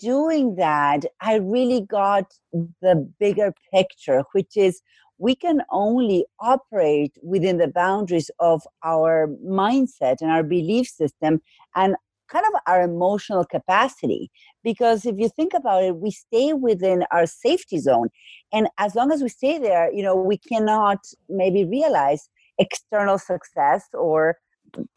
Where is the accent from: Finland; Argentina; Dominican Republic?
Argentina; accent: Argentine; moved away as an adult; now in Massachusetts, United States; I live in Massachusetts. My accent is from Argentina. That I've been in the U.S. for about 20 years.